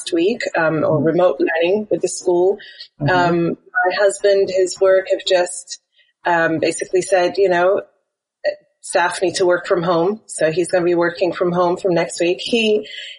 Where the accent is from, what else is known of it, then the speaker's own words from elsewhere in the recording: Wales, United Kingdom; also born or lived in Tanzania; now in Qatar; I'm British, but my accent is not quite the same as a lot of British people because I grew up in Wales, was born and grew up in Wales